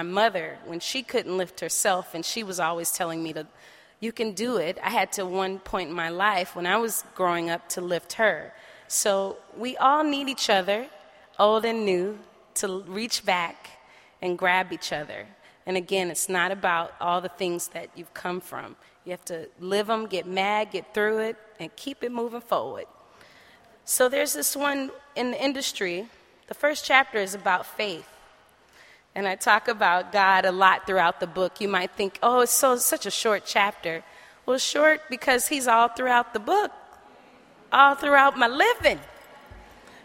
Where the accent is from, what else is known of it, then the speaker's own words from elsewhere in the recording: New Orleans, Louisiana, United States; moved away; also born or lived in Oakland, California; originally from New Orleans, Louisiana, and grew up in Holly Grove area where … and all them from